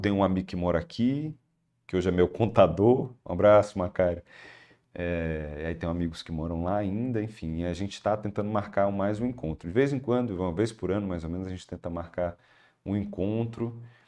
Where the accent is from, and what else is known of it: Maranguape, Ceará, Brazil; born or raised there; moved away as an adult; now in Fortaleza, Brazil